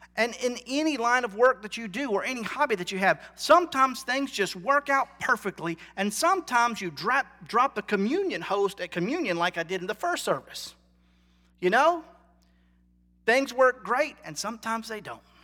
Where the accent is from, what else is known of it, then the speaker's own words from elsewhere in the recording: North Carolina, United States; I'm from North Carolina. I'm a Tar Heel.